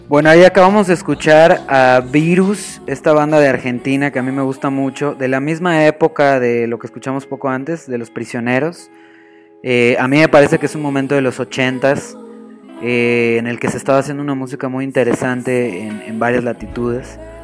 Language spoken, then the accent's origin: Spanish; Mexico